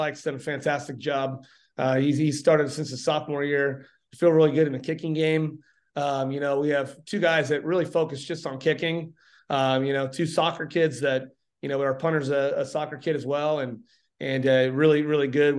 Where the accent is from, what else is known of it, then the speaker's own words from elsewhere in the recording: Salina, Kansas, United States; I grew up in Salina, so I've never really lived in a small town